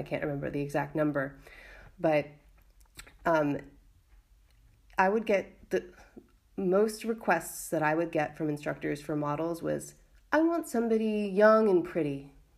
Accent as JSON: {"language": "English", "country": "United States", "moved": "yes", "lives_now": "Valencia, Spain", "said": "I'm an American artist and feminist activist living in Valencia, Spain"}